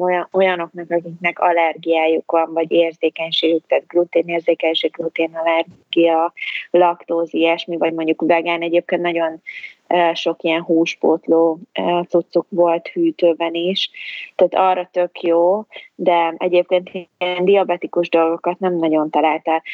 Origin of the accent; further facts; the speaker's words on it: Hungary; moved away as an adult; also born or lived in England; én magyarként Magyarországon itt ülök egy ablaknál